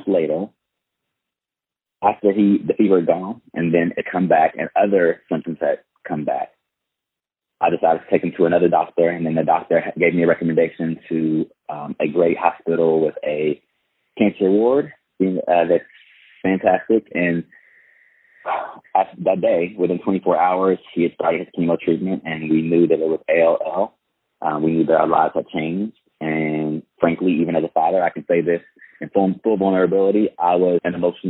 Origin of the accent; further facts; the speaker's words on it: Fort Worth, Texas, United States; moved away as an adult; now in Chino Hills, United States; I'm from Fort Worth, Texas, and I actually relocated to SoCal, the Chino Hills area, for the second time in 2019